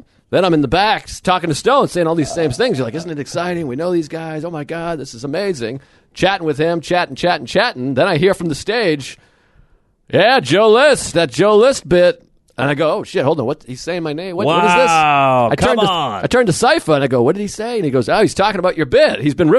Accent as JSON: {"language": "English", "country": "United Kingdom", "said": "I'm British."}